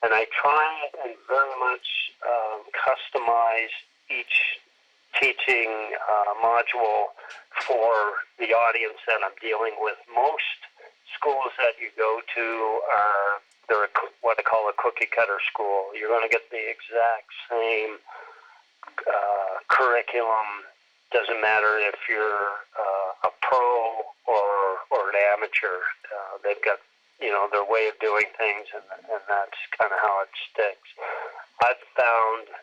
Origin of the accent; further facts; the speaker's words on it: Moncton, New Brunswick, Canada; moved away as an adult; I was born and raised in Eastern Canada, a town called Moncton, New Brunswick